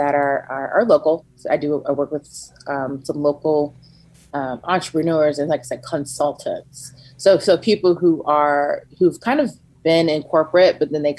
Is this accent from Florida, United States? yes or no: yes; Gainesville, Florida, United States; moved away as an adult; also born or lived in Tallahassee, Florida / Savannah, Georgia; now in Atlanta, United States; I'm from Gainesville. I was raised in Gainesville, Florida